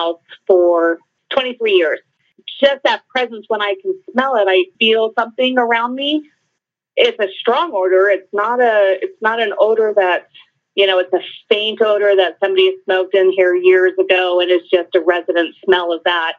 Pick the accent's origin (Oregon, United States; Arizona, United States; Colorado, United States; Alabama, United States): Colorado, United States; I'm from Colorado